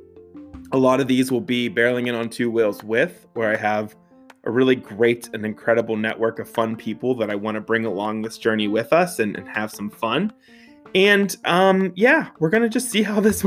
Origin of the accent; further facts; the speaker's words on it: Pittsburgh, Pennsylvania, United States; So I grew up in the South Hills of Pittsburgh. So shout out 412, born and bred, makes me a Yinzer